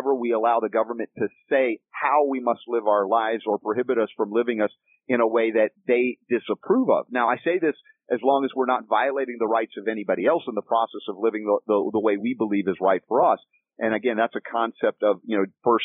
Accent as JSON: {"language": "English", "region": "Georgia", "country": "United States", "tie": "born or raised there", "also_born_or_lived": "the North (US)", "said": "Although I was born in the North, I lived in Georgia for 30 years"}